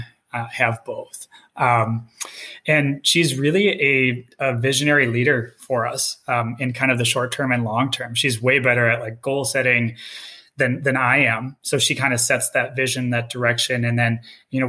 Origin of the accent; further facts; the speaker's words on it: Minnesota, United States; Both my wife and I were born and raised in Minnesota